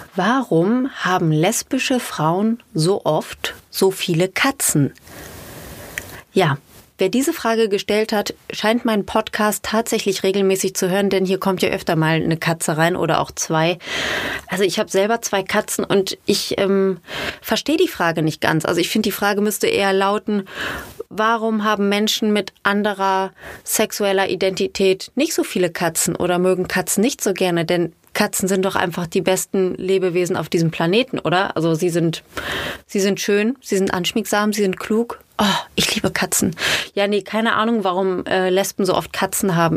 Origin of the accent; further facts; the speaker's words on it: Ruhr area, North Rhine-Westphalia, Germany; accent: Ruhrpott; Sie hat anders geredet als wir, weil sie nicht aus dem Ruhrgebiet kam